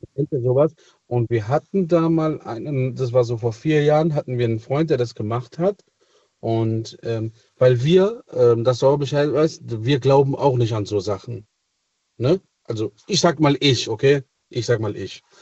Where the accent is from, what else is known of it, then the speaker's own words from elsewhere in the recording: Italy; moved away; ich bin gebürtiger Italiener